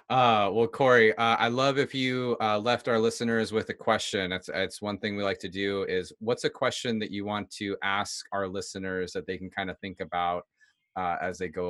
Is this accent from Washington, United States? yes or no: yes; Seattle, Washington, United States; We're both from Seattle. We're around the same age.